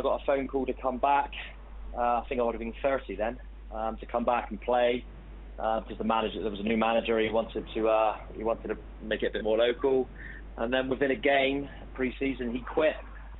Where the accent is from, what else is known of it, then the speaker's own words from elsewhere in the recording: Falmouth, South West England, United Kingdom; my hometown club, Falmouth